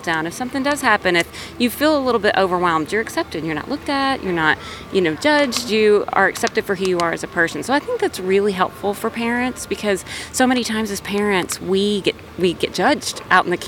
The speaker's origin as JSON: {"language": "English", "town": "South Bend", "region": "Indiana", "country": "United States", "said": "I'm from South Bend, Indiana"}